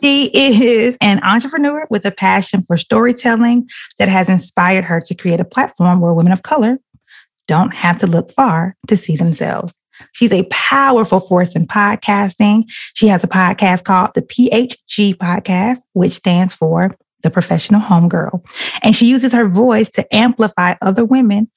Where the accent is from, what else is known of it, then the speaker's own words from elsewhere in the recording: Alabama, United States; moved away as an adult; also born or lived in Nashville, Tennessee; I grew up in Alabama